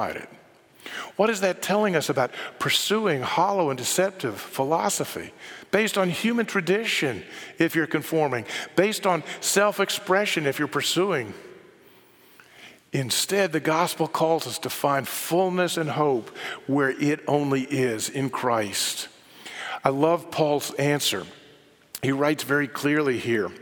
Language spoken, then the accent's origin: English; Bible Belt, the South, United States; I grew up in the South in the Bible Belt